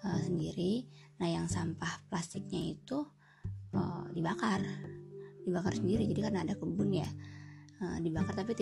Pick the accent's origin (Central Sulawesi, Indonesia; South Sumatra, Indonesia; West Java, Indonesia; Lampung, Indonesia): West Java, Indonesia; Bogor; Kita orang mana sih? Orang Bogor ya.